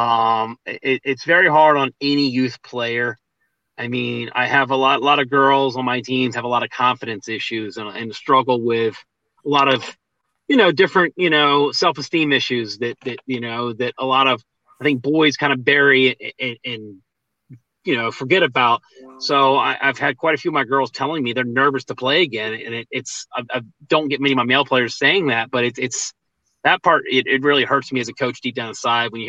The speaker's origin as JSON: {"language": "English", "region": "Southern Virginia", "country": "United States", "tie": "born or raised there", "moved": "yes", "lives_now": "Philadelphia, United States", "said": "I grew up in Southern Virginia, but I always felt we weren't DC enough."}